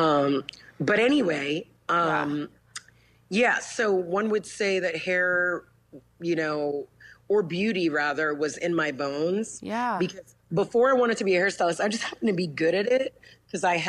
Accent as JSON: {"language": "English", "town": "New York City", "region": "New York", "country": "United States", "tie": "born or raised there", "said": "I am originally from the Bronx, New York"}